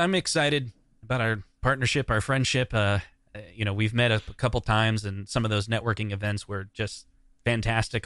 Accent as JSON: {"language": "English", "town": "Des Moines", "region": "Iowa", "country": "United States", "tie": "born or raised there", "said": "growing up in Des Moines"}